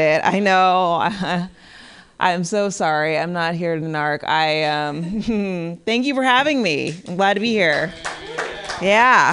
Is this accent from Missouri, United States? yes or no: no; San Bernardino, California, United States; now in Pasadena, United States; I live in Pasadena now, but I'm originally from San Bernardino